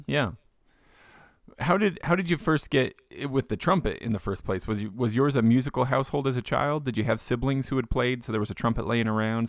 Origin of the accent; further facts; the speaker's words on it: South Utah County, United States; I grew up down in South Utah County